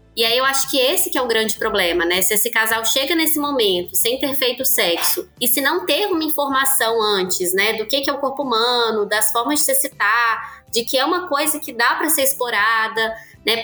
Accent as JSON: {"language": "Portuguese", "town": "Belo Horizonte", "region": "Minas Gerais", "country": "Brazil", "said": "sou aqui de Belo Horizonte, Minas também, sou psicóloga"}